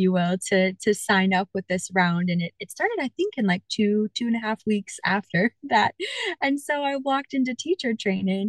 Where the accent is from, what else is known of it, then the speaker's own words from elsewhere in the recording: Northeast, United States; moved away as an adult; now in Florida, United States; I'm originally from the Northeast in the US